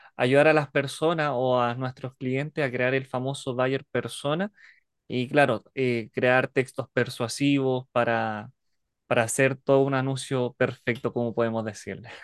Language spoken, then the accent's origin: Spanish; Alto Hospicio, Tarapacá, Chile; soy de Chile, específicamente la ciudad de Alto Hospicio, Iquique.